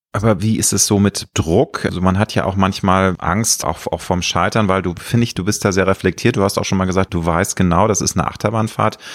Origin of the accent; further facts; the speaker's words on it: Hamburg, Germany; ich bin ja Deutscher und ich bin Hamburger, ich liebe auch meine Heimatstadt